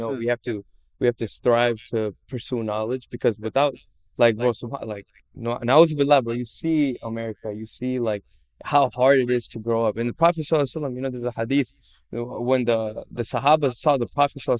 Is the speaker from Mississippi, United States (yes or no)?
no; Villa Park, Illinois, United States; also born or lived in Chicago, United States; now in Addison, United States; Villa Park is my home. You know, I grew up here